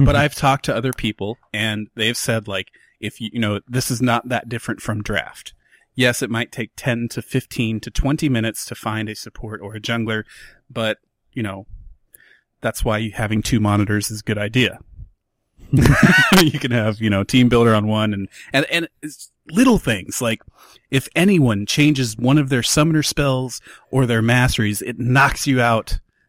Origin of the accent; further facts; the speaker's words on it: United States; I'm American.